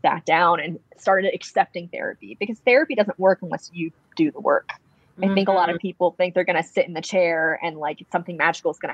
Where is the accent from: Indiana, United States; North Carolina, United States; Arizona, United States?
North Carolina, United States; Wilmington; born or raised there